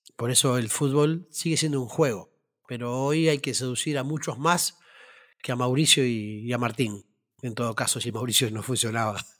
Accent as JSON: {"language": "Spanish", "town": "Las Piedras", "region": "Canelones", "country": "Uruguay", "tie": "born or raised there", "said": "mi barrio hermoso de Las Piedras, donde yo nací y me crié"}